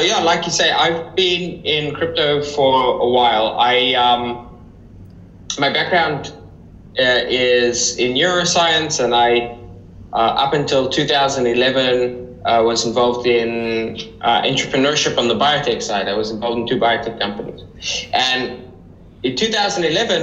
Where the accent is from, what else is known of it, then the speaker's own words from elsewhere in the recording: South Africa; moved away; I grew up in South Africa